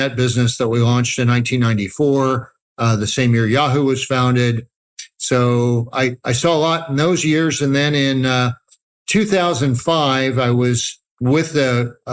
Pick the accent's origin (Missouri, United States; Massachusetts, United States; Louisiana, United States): Missouri, United States; Kansas City; moved away as an adult; also born or lived in Los Angeles, California; now in San Diego, United States; I grew up in the Midwest, and I'm from Kansas City, Missouri, the Show Me State